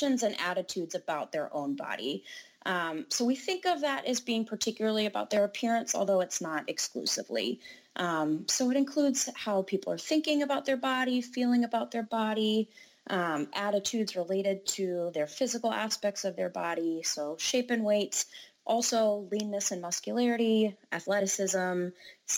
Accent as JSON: {"language": "English", "region": "North Carolina", "country": "United States", "moved": "as an adult", "lives_now": "Minnesota, United States", "said": "I'm actually originally from North Carolina"}